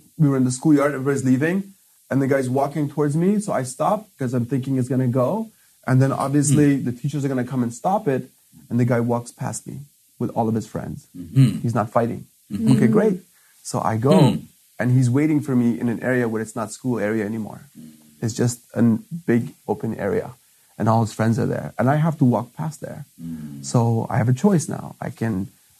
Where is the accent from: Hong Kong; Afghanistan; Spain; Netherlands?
Afghanistan; moved away; I'm from Afghanistan. I've come from a way worse place.